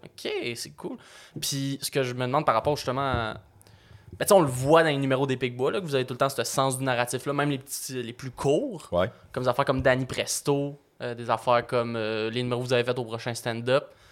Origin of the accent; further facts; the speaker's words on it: Repentigny, Quebec, Canada; je viens de Repentigny